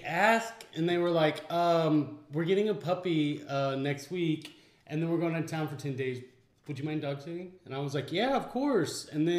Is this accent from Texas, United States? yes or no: yes; Abilene, Texas, United States; now in Fort Worth, United States; my hometown, which is Abilene.